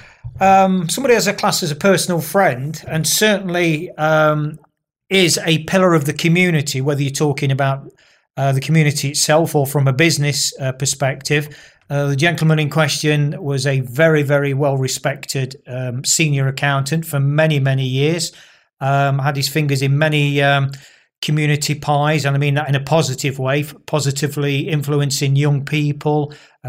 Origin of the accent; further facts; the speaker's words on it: Nottingham, East Midlands, United Kingdom; Nottingham, born and bred